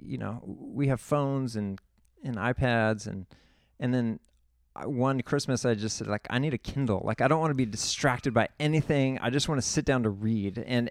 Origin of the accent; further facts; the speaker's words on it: San Luis Obispo, California, United States; I'm from the San Luis Obispo area. I went to Atascadero High School.